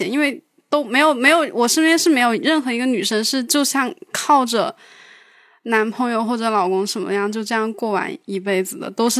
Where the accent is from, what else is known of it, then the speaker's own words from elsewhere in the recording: Sichuan, China; moved away as an adult; also born or lived in Guangdong; now in Shenzhen, China; 我是四川的，